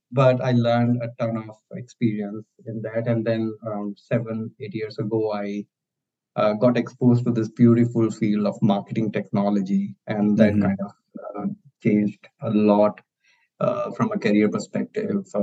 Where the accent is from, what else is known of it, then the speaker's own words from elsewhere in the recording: India; I'm I'm born and brought up in India